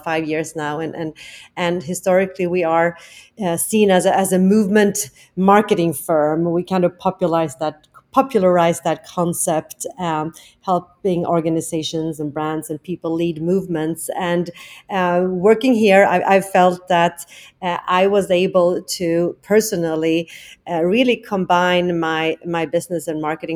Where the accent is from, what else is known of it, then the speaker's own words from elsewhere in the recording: Stockholm, Stockholm County, Sweden; accent: Swenglish; English is a second language; moved away as an adult; also born or lived in Tokyo, Japan; now in New York, United States; I'm actually from Stockholm, Sweden, originally, where I have worked and lived.